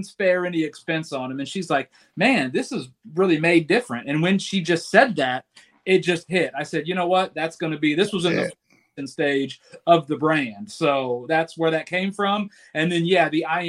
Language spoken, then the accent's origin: English; Decatur, Illinois, United States; moved away as an adult; I am born and raised in Decatur, Illinois